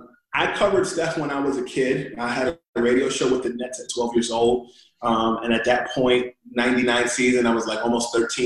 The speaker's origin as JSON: {"language": "English", "region": "New Jersey", "country": "United States", "also_born_or_lived": "Harlem, New York", "said": "I am originally from New Jersey. My parents separated when I was divorced when I was 3. My dad's from Jersey City, New Jersey. My mom's from Harlem."}